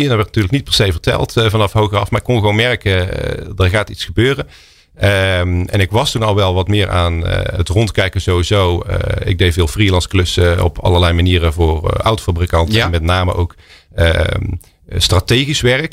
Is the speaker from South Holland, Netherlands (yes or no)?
no; Oosterhout, North Brabant, Netherlands; moved away; also born or lived in Eindhoven / London; opgegroeid in Oosterhout, in Noord-Brabant.